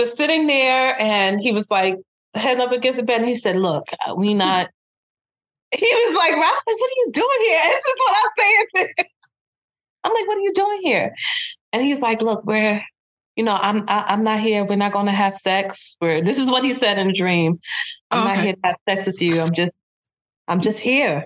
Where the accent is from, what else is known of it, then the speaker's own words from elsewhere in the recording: Brooklyn, New York, United States; in Brooklyn, which is my hometown